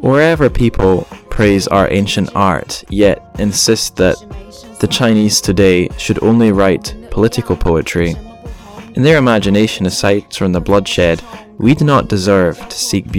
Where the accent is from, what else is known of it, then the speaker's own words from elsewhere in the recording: Scotland, United Kingdom; I'm just a Scottish guy.